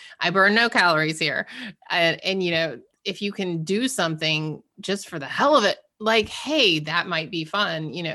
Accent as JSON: {"language": "English", "region": "Georgia", "country": "United States", "moved": "yes", "lives_now": "Massachusetts, United States", "said": "I'm originally from Georgia and we now live in Massachusetts"}